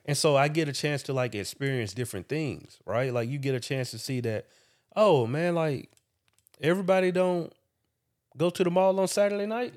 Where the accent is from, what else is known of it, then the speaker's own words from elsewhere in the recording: Macon, Georgia, United States; moved away as an adult; also born or lived in Atlanta, Georgia; Making Georgia is an hour away from, from Atlanta, for anybody that don't know that. And that's where I was raised